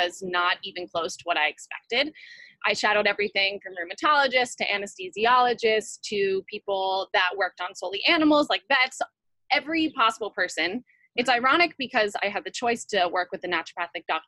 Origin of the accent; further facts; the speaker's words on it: New York, United States; moved away as an adult; now in California, United States; I left my hometown in New York. I moved to California